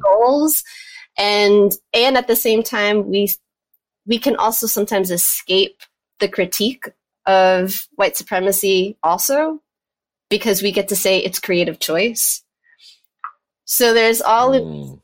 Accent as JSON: {"language": "English", "region": "New York", "country": "United States", "tie": "born or raised there", "moved": "as an adult", "lives_now": "Chapel Hill, United States", "said": "I'm originally from New York, born and raised New Yorker"}